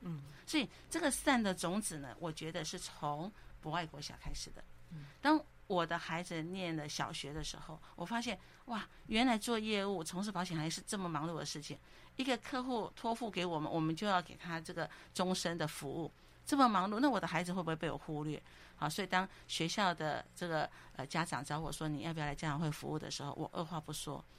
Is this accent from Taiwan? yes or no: yes; southern Taiwan, Taiwan; 我是南部的小孩，南部的小孩呢，其实呃从小生活的时候都是比较勤俭。